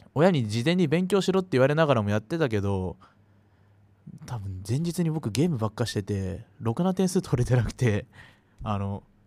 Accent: Saitama, Japan; 自分はあの埼玉県という町に住んでいるんだけど

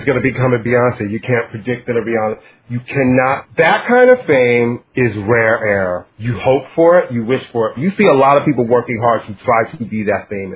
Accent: New York, United States; I'm from New York

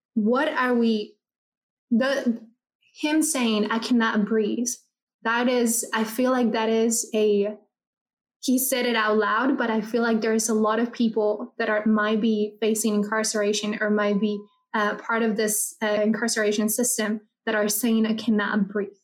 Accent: Ciudad Juárez, Chihuahua, Mexico; I come from from Juarez, Chihuahua

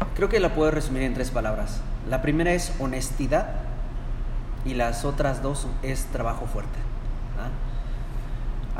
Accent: Mexico; now in United States; la cultura mexicana o hispana, que somos

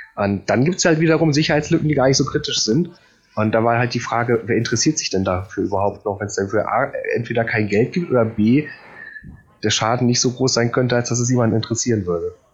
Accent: Poland; now in Germany; ich bin Pole

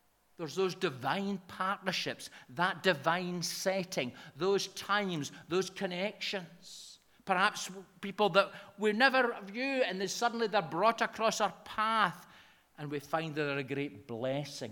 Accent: Lanarkshire, Scotland, United Kingdom; accent: broad Lanarkshire; my broad Lanarkshire accent

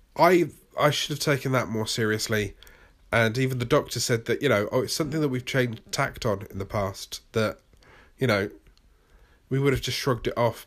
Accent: United Kingdom; accent: British; my British accent

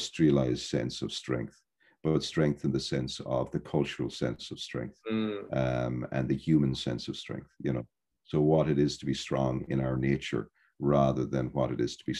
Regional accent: Ireland; I'm from Ireland

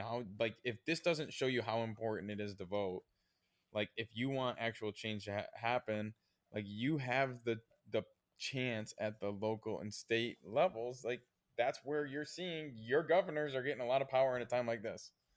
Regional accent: United States

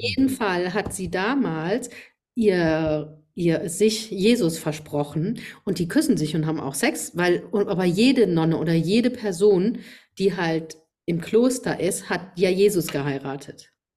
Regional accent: Rhineland-Palatinate, Germany; accent: Pfälzisch

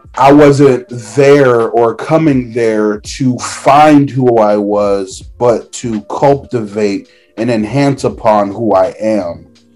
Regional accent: Orlando, Florida, United States; I'm from Orlando, Florida

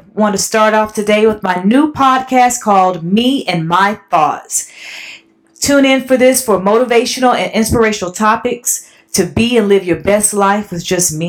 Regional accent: South Carolina, United States; born and raised in South Carolina

